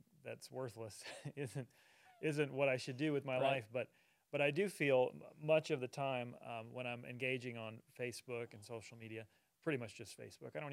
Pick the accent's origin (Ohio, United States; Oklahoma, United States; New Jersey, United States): Oklahoma, United States; Altus; also born or lived in Redondo Beach, California / Colorado Springs, Colorado / Rhode Island; Just raised in Altus. I was born in Redondo Beach, California. My father was in the Air Force. So I was one of those Air Force brats.